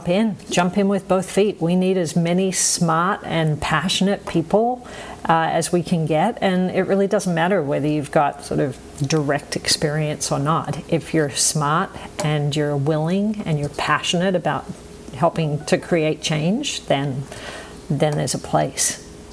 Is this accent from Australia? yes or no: yes; Australia; moved away; been out of Australia for long enough to pick up a funny accent, as you can all tell. I still identify as an Aussie, right? Like, I still have an Aussie sense of humour.